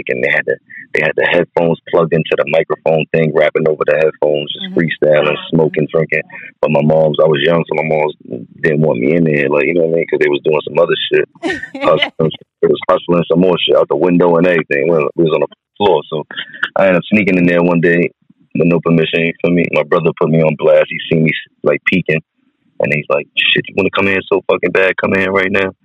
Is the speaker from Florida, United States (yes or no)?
no; New York City, New York, United States; also born or lived in Brooklyn, New York; now in Virginia, United States; I'm from Baisley Project, South Jamaica, Queens